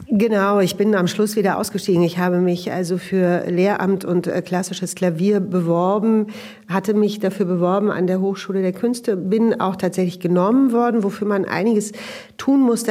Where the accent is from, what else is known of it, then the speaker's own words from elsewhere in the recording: Berlin, Germany; Ich bin ähm, in Westberlin aufgewachsen, in dem Arbeiterbezirk Neukölln in den 70er Jahren.